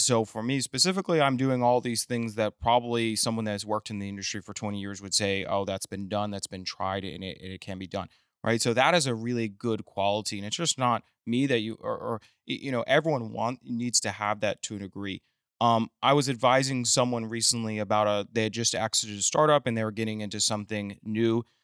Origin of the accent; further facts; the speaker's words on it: Midland, Texas, United States; also born or lived in Austin; now in Houston, United States; I was raised in Midland